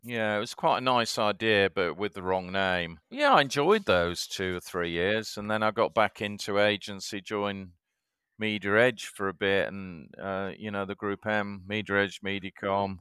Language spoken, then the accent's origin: English; Batley, Yorkshire and the Humber, United Kingdom; accent: Yorkshire twang; now in Shanghai, China; born in Batley in Yorkshire